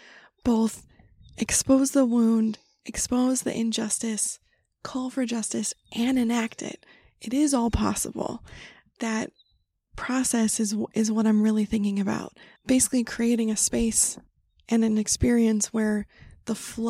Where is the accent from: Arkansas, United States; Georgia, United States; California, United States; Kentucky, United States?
California, United States; moved away; also born or lived in Wyoming / Brooklyn; I grew up in California, but we would spend our summers in Wyoming